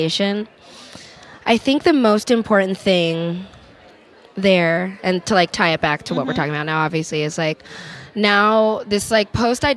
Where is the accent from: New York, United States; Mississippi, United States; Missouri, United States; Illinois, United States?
New York, United States; now in Los Angeles, United States; growing up in New York